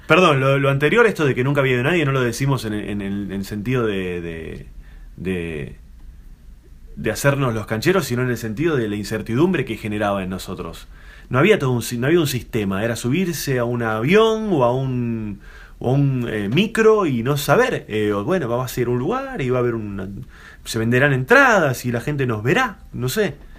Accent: Argentina; como buen argentino

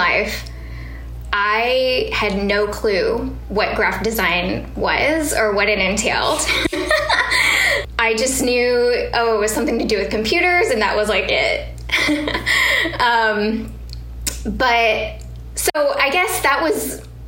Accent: Guam; moved away; I grew up in Guam

